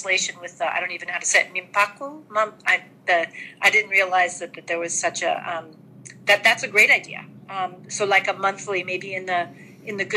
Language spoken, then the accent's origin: English; United States; moved away as an adult; now in Tokyo, Japan; I'm from the States, and we've been here for about 3 or 4 years.